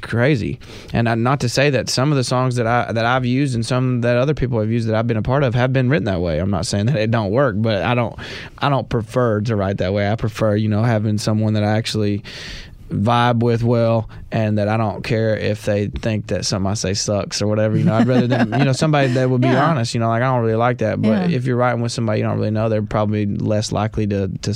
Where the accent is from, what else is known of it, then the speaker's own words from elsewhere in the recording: Knoxville, Tennessee, United States; also born or lived in Sneedville, Tennessee; I moved to Knoxville when growing up, so I consider Knoxville my hometown